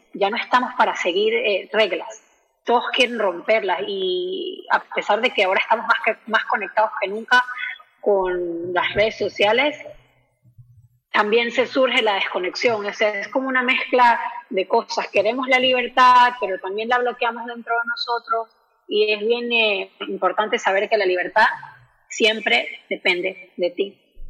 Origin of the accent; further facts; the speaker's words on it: Venezuela; moved away; yo también soy inmigrante venezolana